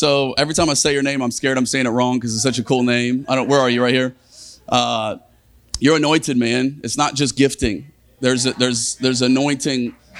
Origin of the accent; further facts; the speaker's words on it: Australia; now in Virginia Beach, United States; We moved 20 years ago from Australia to Virginia Beach, just a little south of here.